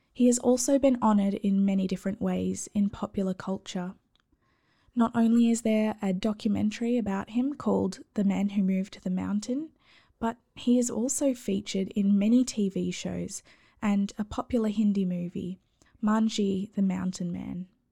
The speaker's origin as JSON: {"language": "English", "country": "Australia", "accent": "Aussie", "said": "my awful Aussie accent"}